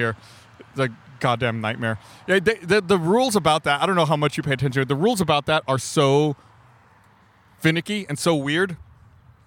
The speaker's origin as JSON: {"language": "English", "town": "Austin", "region": "Texas", "country": "United States", "tie": "born or raised there", "said": "I was born here in Austin, and my parents were college students when I was born. And the first place I ever lived in Austin was right there next to El Gallo"}